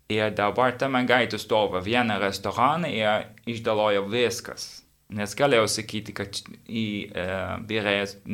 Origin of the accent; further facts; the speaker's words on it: Netherlands; Lithuanian is a second language; now in Vilnius, Lithuania; aš iš Olandijos